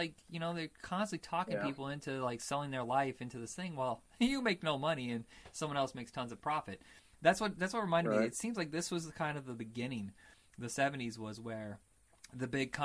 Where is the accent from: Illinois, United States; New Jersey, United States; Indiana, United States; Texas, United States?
Indiana, United States; we grew up in Indiana